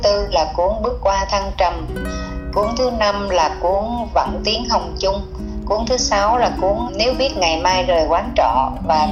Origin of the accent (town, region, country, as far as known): Vietnam